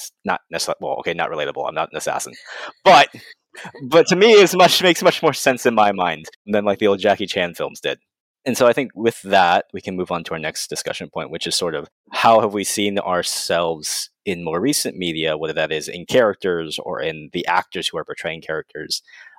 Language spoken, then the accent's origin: English; Arizona, United States; growing up trying to find someone who was Asian and Jewish was a pipe dream to a young me growing up in Arizona